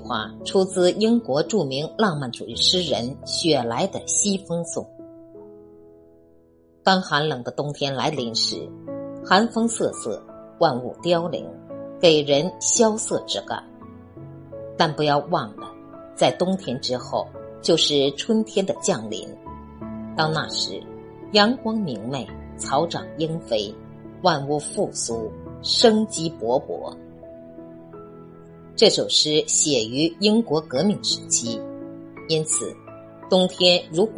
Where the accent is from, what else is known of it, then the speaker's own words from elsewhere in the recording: China; 我们中国人的传统文化